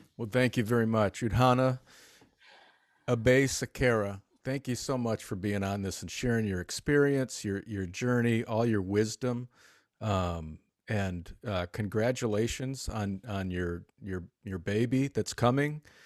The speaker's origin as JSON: {"language": "English", "town": "Detroit", "region": "Michigan", "country": "United States", "also_born_or_lived": "New York City", "moved": "yes", "said": "I'm originally from the Detroit area in Mich-, Michigan"}